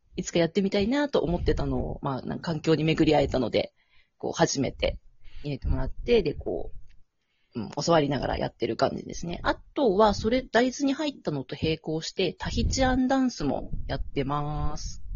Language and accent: Japanese; Tokyo, Japan; also born or lived in Ibaraki; now in Okinawa, Japan; 茨城生まれ、なんだ、東京育ち、沖縄在住です。